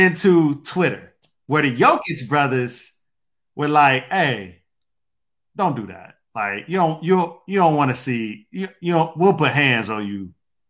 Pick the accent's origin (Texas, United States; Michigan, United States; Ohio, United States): Michigan, United States; Detroit; I'm from Detroit. Yeah. I grew up in the Bad Boys era.